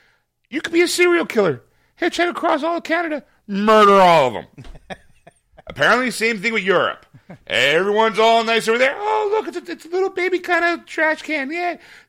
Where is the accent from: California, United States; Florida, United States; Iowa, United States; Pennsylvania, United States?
Pennsylvania, United States; Philadelphia; I kind of care more that it happened in Philly, because it's my hometown.